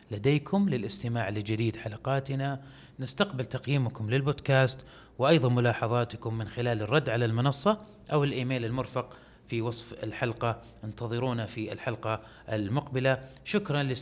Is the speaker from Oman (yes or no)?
no; Saudi Arabia; ما كانوا متوقعين انه احنا سعوديين